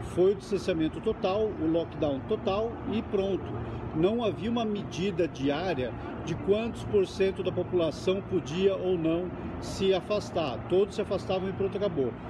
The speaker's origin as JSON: {"language": "Portuguese", "country": "Brazil", "moved": "yes", "lives_now": "Italy", "said": "Eu sou brasileiro, mas vivo na Itália"}